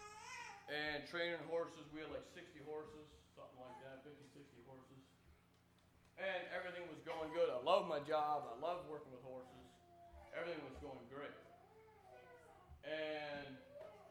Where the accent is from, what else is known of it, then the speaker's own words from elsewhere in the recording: Middlefield, Ohio, United States; I was born in Middlefield, Ohio, in an Amish family